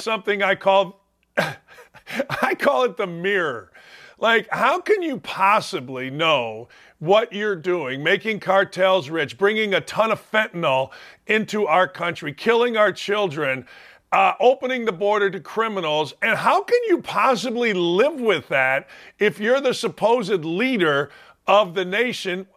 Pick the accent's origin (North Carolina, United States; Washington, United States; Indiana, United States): Indiana, United States; Gary; I'm from Gary, Indiana, Northwest Indiana